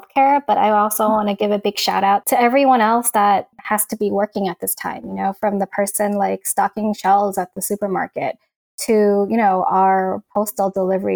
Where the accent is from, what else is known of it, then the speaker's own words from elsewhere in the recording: New York, United States; moved away as an adult; also born or lived in East Coast; now in California, United States; when I was growing up in New York